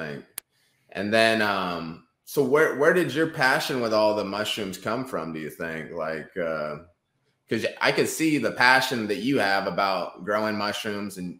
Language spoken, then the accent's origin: English; Northern California, United States; also born or lived in Oregon; That's kind of the way I grew up. That was in Northern California